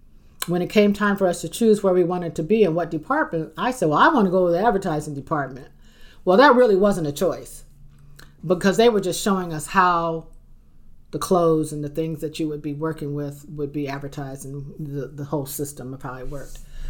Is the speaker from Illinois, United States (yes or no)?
no; Detroit, Michigan, United States; also born or lived in Charleston, West Virginia; I grew up in Detroit.